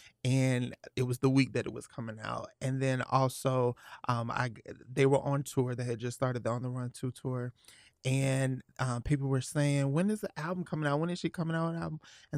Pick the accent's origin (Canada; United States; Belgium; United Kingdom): United States; Atlanta, Georgia; I am 31 years old, and I'm actually from Atlanta, Georgia. Born and raised.